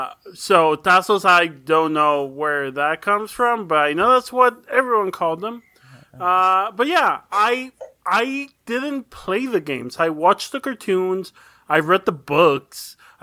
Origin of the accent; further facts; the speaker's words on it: Mexico; moved away; also born or lived in United States; I was living in Mexico at the time